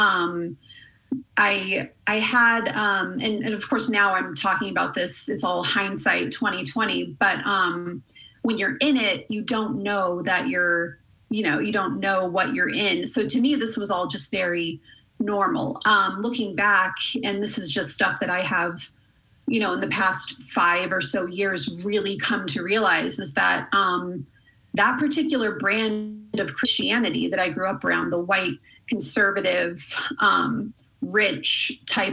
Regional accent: Colorado Springs, Colorado, United States; I grew up in Colorado Springs.

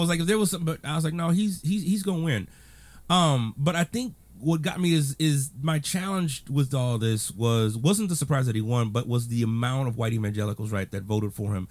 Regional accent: Texas, United States; I was born in Texas, regrettably, but I was born in Texas.

